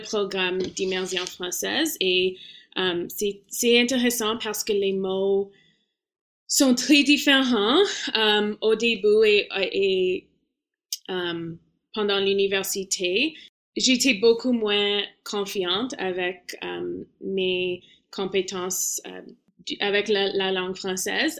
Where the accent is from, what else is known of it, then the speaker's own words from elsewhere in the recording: Toronto, Ontario, Canada; French is a second language; dans le programme d'immersion française euh, quand j'étais petit à Toronto